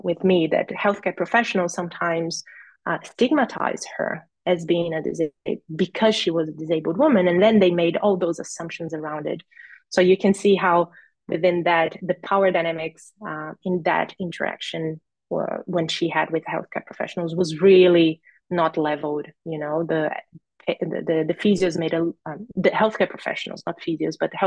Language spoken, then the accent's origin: English; Brazil; moved away as an adult; also born or lived in Rio Grande do Norte, Brazil; now in Australia; I'm from Brazil